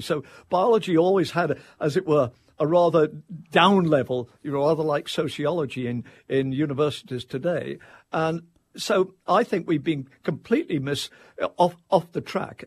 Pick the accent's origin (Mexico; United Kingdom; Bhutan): United Kingdom; England; now in Tallahassee, United States; I'm an Englishman